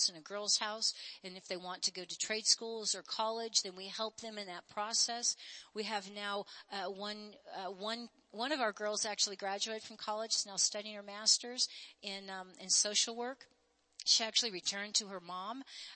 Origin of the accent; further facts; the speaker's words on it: United States; I'm born and bred in America